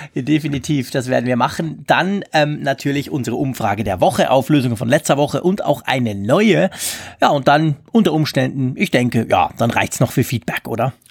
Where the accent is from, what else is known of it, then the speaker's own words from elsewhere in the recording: Switzerland; bei uns in der Schweiz